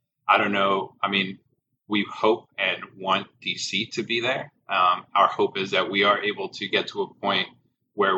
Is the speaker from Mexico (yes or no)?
yes; Mexico; now in United States; I grew up in Mexico where the family unit is very much still a thing